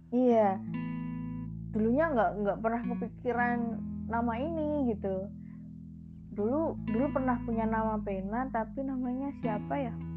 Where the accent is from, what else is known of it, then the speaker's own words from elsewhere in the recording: Magelang, Central Java, Indonesia; Asli Magelang